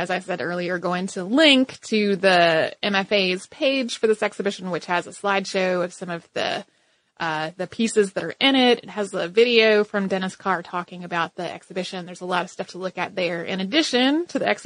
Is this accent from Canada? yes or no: no; Bermuda; I grew up in Bermuda and spent a lot of time at the museum